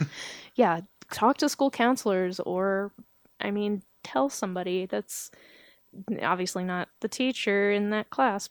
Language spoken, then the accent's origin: English; Georgia, United States; accent: southern